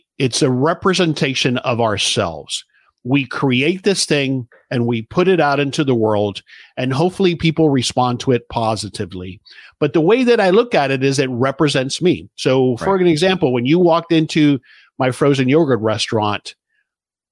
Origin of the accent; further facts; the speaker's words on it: South Florida, United States; I grew up in South Florida